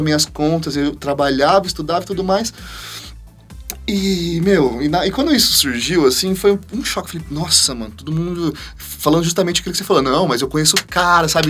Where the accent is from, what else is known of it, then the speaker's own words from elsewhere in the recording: Parapuã, São Paulo, Brazil; quando eu era molequinho, 6, 7 anos de idade, eu sou da cidade de Parapuã, uma cidade que tem 10 mil habitantes